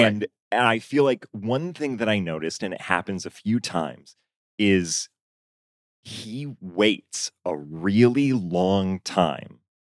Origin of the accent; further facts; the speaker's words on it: Augusta, Maine, United States; moved away; also born or lived in Chicago; I grew up in Maine